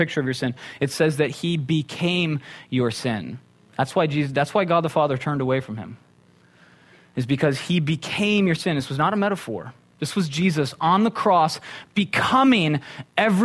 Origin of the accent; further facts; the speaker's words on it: Minnesota, United States; now in Conejo Valley, United States; I'm from Minnesota